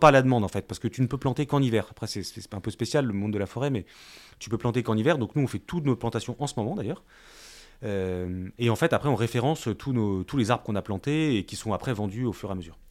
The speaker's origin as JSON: {"language": "French", "town": "Brest", "region": "Brittany", "country": "France", "said": "chez nous en Bretagne"}